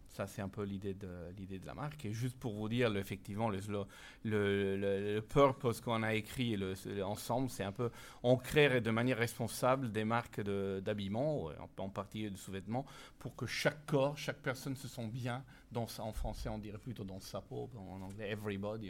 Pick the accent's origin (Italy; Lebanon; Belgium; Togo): Italy; accent: Italian; French is a second language; moved away as an adult; also born or lived in Ireland; now in France; je suis italien